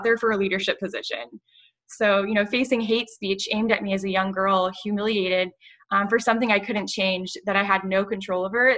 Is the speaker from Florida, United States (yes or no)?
yes; Ponte Vedra Beach, Florida, United States; now in Tampa, United States; I'm from Ponte Beach, Florida